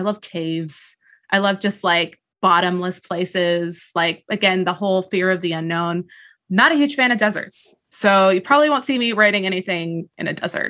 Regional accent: California, United States; I grew up in the Southgate area of Yosemite. So a lot of my inspiration, for novels that I was writing 10 years ago, plus Briardark, came from that, the Sierra Nevadas.

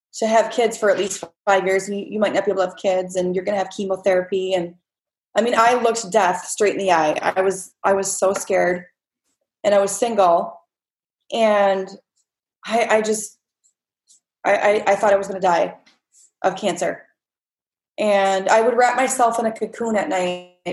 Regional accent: Winona, United States; now in California, United States; my hometown

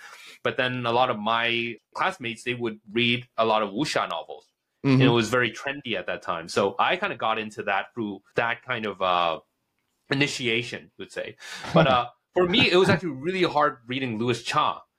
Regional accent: Hong Kong; also born or lived in United States; for my personal experiences, I was born in the States. Yeah. And then my family moved to Hong Kong, was like around 10.

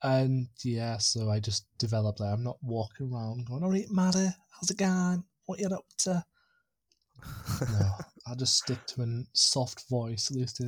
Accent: Barrow-in-Furness, North West England, United Kingdom; now in Carlisle, United Kingdom; I'm originally from Barrow-in-Furness, which is Lancaster way, but I've lived in Whitehaven, Workington, Maryport, Spatria, Wigton, Fletcher Town, Walnut Island, which is by Barrow, and I finally settled in Carlisle 7 years ago.

